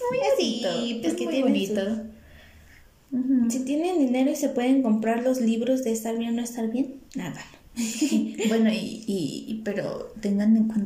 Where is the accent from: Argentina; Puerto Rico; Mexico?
Mexico; si yo mexicano, siendo mexicano no lo hago.